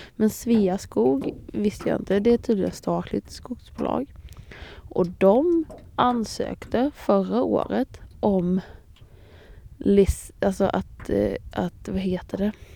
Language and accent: Swedish; Småland, Sweden; jag är ju smålänning